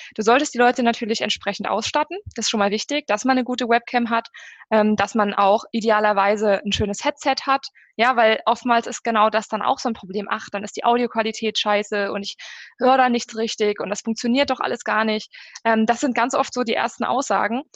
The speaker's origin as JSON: {"language": "German", "country": "Germany", "said": "bei uns in Deutschland"}